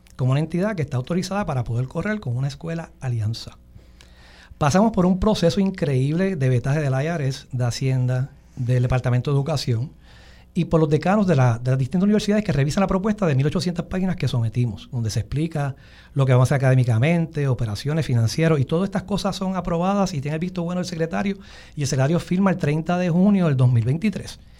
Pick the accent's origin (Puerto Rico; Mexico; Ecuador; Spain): Puerto Rico; moved away; also born or lived in Texas / Massachusetts; mi tierra